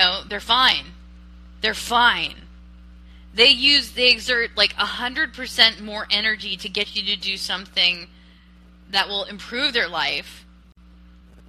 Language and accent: English; United States; I'm an American